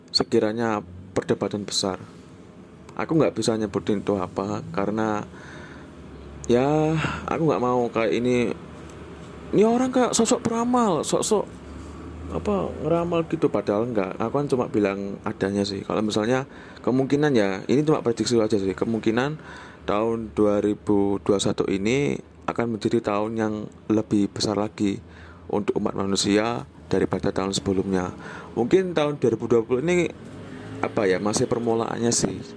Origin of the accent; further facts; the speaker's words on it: Java, Indonesia; aku tuh kan sebenarnya bukan orang Jakarta aku tuh sebenarnya orang Jawa jadi kalau misalnya pakai bahasa Indonesia tuh untuk orang pertama untuk diri sendiri ya itu mesti aku